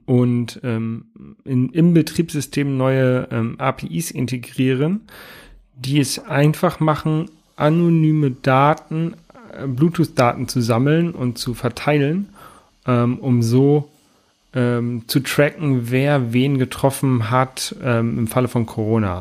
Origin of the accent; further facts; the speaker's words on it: Lower Saxony, Germany; now in Hamburg, Germany; ich komme ja ursprünglich aus Niedersachsen